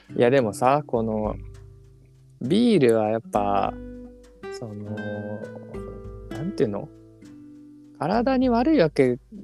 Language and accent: Japanese; Yamaguchi, Japan; 僕地元山口なんですけど